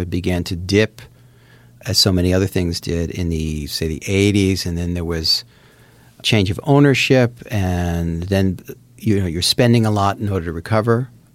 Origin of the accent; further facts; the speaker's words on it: New Jersey, United States; I grew up in Jersey